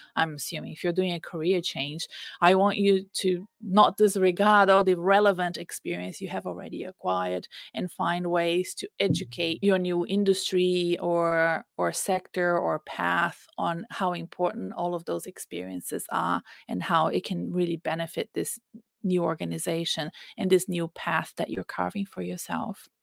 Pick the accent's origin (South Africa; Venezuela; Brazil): Brazil; moved away; I'm Brazilian. When I go back to Brazil, I'm often like, oh, I don't know these words or this way of talking